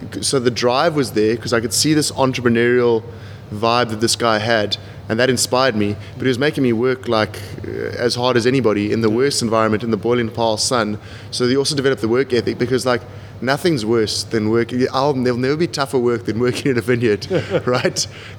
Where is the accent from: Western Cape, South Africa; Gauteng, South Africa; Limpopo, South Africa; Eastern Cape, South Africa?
Gauteng, South Africa; Pretoria; born there; Born in Pretoria, moved around a lot, mixed family history, bit of a relatively tough upbringing.